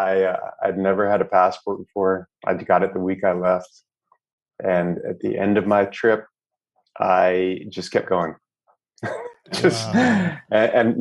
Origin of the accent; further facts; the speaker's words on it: Loudoun County, Northern Virginia, United States; also born or lived in Greenville, North Carolina / Charleston, South Carolina / New York City; now in Vietnam; I grew up outside of DC in Northern Virginia